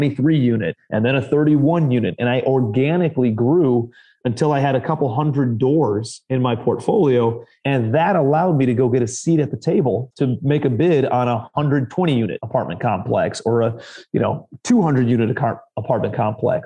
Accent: Ohio, United States; moved away as an adult; also born or lived in New York City; now in Charleston, United States; I'm from Ohio originally

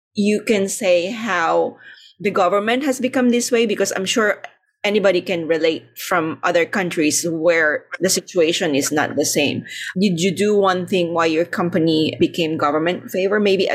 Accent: Philippines; moved away; I came originally from the Philippines

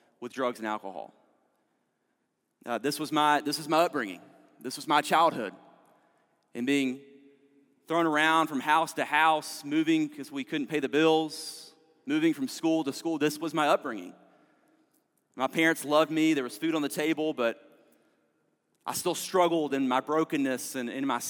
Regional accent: Fayetteville, North Carolina, United States; I grew up in Fayetteville, North Carolina

